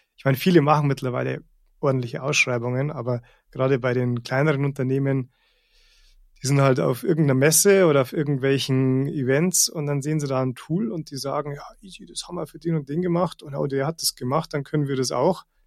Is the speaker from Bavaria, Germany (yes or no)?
yes; Rosenheim, Bavaria, Germany; ich, ich bin hier aufgewachsen und ähm, bin hier immer wieder zurückgekommen